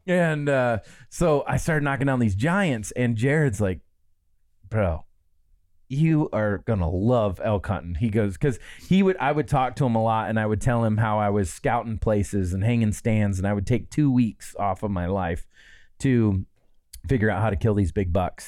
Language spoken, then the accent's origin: English; Midwest, Michigan, United States; moved away; growing up in the Midwest